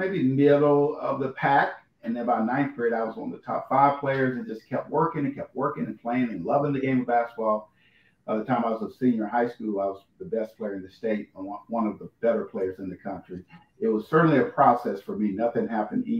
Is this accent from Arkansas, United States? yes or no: yes; Little Rock, Arkansas, United States; I'm from Little Rock